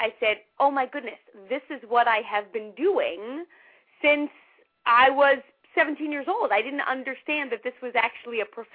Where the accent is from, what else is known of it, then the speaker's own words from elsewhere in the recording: New York City, New York, United States; When I was a teenager growing up in New York City